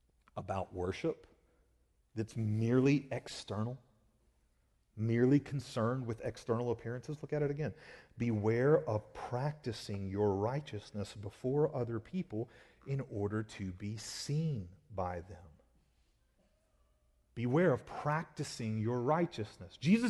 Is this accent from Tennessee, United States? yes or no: no; Georgia, United States; I've shared with y'all before that I grew up in South Georgia, and in this specific area I grew up in, almost every kid that I knew that lived around me had a four-wheeler.